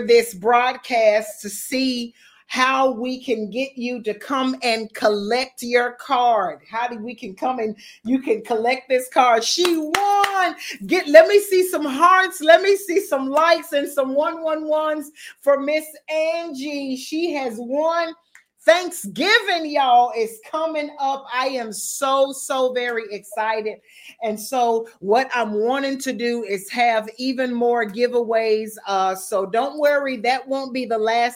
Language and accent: English; United States; now in Bermuda; I'm American. Even though I'm living in Bermuda, I'm still American